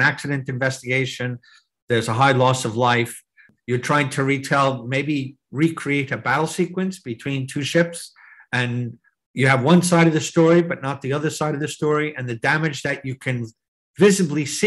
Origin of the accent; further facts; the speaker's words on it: New Jersey, United States; I growing up as a kid in New Jersey, in the shadow of New York City